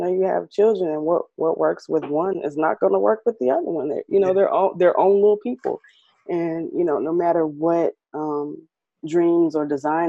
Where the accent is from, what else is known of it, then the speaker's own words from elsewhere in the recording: Midwest, United States; also born or lived in Connecticut / Rhode Island / Kansas / Milwaukee; So I was born in Connecticut, but we moved around. Like, so I lived in Connecticut, Rhode Island. I lived in a little town called Coffeyville, Kansas. I've lived in Kansas City. I've lived in Milwaukee. I've lived in Evanston, Illinois, Chicago. So I'm from, I'm a Midwest girl